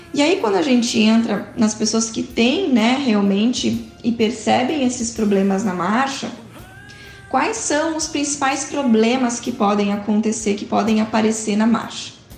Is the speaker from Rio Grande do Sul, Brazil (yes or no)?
yes; Porto Alegre, Rio Grande do Sul, Brazil; sou de Porto Alegre, do Rio Grande do Sul